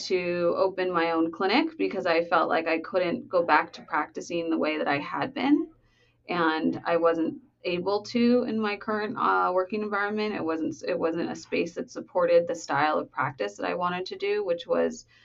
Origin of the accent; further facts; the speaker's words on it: Los Angeles, California, United States; I'm from Los Angeles